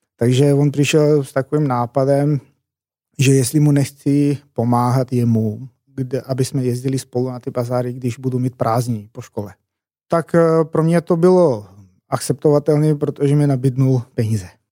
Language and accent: Czech; eastern Macedonia, North Macedonia; Czech is a second language; moved away as an adult; now in Prague, Czech Republic; já přicházím z takového malého městečka z východní Makedonie, ne z hlavního města, a do Čech jsem přijel, ty bláho, tak je to skoro 11 let